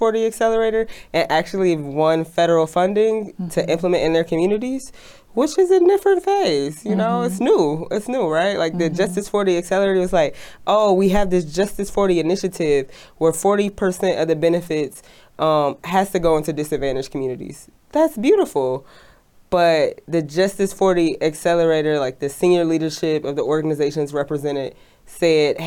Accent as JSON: {"language": "English", "town": "Detroit", "region": "Michigan", "country": "United States", "said": "I'm from Detroit, Michigan, which is a company town"}